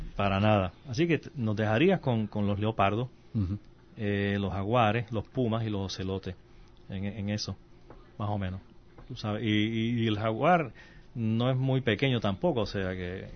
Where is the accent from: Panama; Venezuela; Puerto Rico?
Puerto Rico